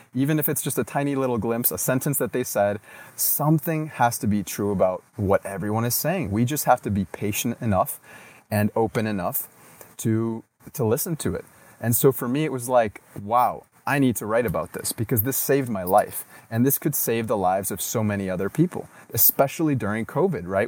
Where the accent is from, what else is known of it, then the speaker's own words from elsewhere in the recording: United States; moved away; also born or lived in Latin America; growing up in the States